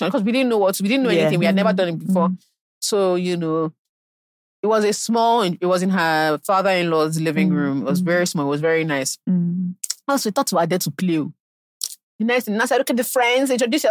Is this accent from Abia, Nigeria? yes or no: no; Ilesha, Osun, Nigeria; we are Ijesha, we're from Ilesha. A lovely town